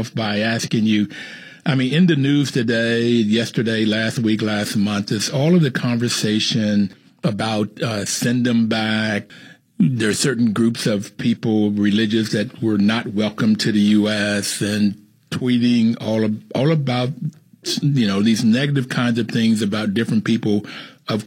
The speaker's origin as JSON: {"language": "English", "region": "the South", "country": "United States", "tie": "born or raised there", "said": "I grew up in the South"}